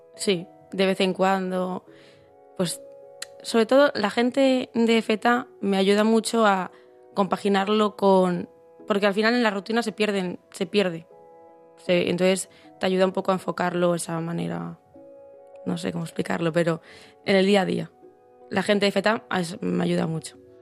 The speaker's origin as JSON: {"language": "Spanish", "town": "Santiago de Compostela", "region": "Galicia", "country": "Spain", "tie": "born or raised there", "said": "soy de Santiago"}